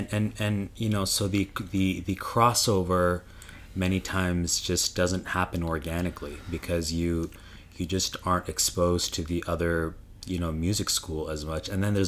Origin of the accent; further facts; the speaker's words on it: Ottawa, Ontario, Canada; when I grew up in Canada, in Ottawa, Canada, I learned from Janani Ganesh